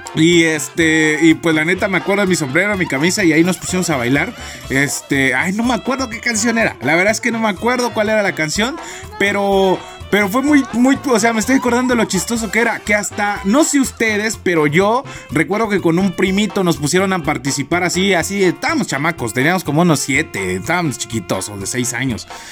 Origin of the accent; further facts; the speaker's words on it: Matamoros, Chiapas, Mexico; moved away; yo soy de un pueblito, ¿no? Mi pueblito se llama Matamoros, este, Chiapas, México